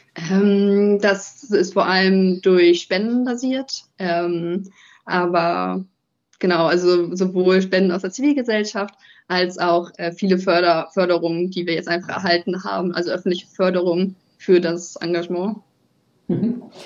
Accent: near Kiel, Schleswig-Holstein, Germany; moved away as an adult; also born or lived in Heide / Lüneburg; now in Italy; ich komme eigentlich aus der Nähe von Kiel, bin da aufgewachsen

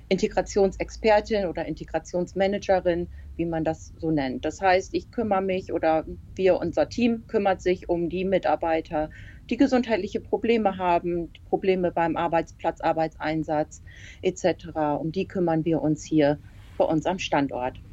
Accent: Emden, Lower Saxony, Germany; Ja, ich bin in Emden geboren. Ich wohne in Emden und lebe in Emden, also ich bin immer hier gewesen.

